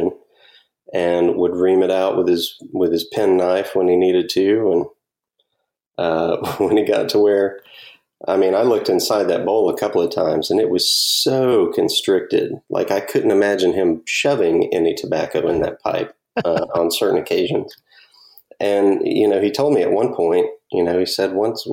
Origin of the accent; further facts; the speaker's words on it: Pensacola, Florida, United States; also born or lived in Ohio; when I was 3 years old, they came back here to be with family. So I've been a Pensacola boy ever since I was three.